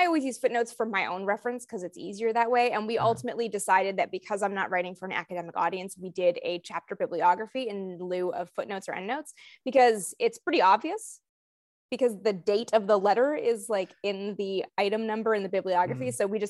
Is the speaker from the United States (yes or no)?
no; Canada; Like I'm from Canada, so it's not everywhere.